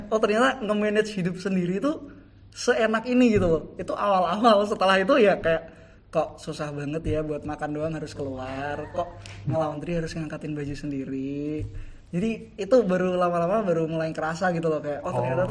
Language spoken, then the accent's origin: Indonesian; Semarang, Central Java, Indonesia; accent: Semarang Javanese; moved away as an adult; now in Yogyakarta, Indonesia; di daerahku di Jawa-Jawanya Semarangan